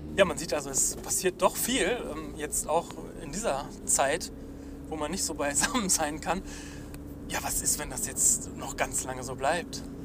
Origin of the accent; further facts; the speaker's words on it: North Rhine-Westphalia, Germany; wir Ostwestfalen